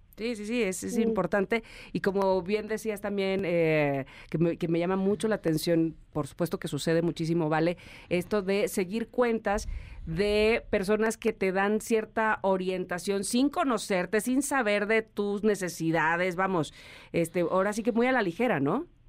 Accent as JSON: {"language": "Spanish", "region": "Veracruz", "country": "Mexico", "tie": "born or raised there", "accent": "jarocho", "moved": "yes", "lives_now": "Mexico City, Mexico", "said": "dices como jarocho"}